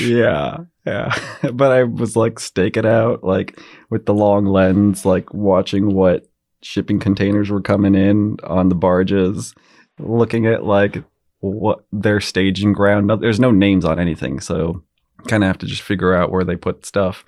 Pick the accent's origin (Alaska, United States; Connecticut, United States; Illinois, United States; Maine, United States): Alaska, United States; Girdwood; I grew up in Girdwood and I loved it